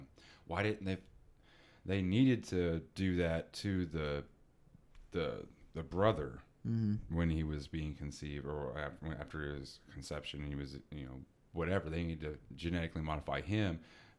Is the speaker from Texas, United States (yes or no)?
yes; Texas, United States; We're both from Texas